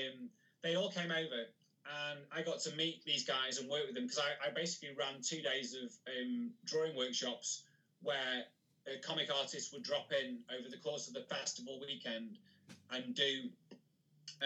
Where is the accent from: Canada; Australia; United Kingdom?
United Kingdom; Macclesfield, North West England; I also organise one myself in my hometown called MacPow. So I live in a place called Macclesfield